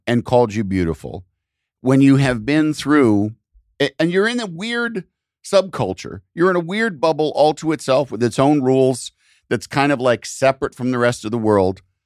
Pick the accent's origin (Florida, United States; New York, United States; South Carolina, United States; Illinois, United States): Illinois, United States; outside of Chicago; I grew up outside of Chicago, hearing Chicago T V